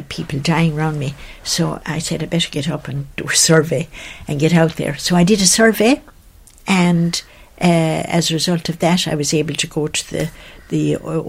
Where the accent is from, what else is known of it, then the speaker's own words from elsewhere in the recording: Kilfenora, County Clare, Ireland; moved away as an adult; also born or lived in Ethiopia; I'm from County Clare, Kilfenora, where I was born. I went to school in Kilfenora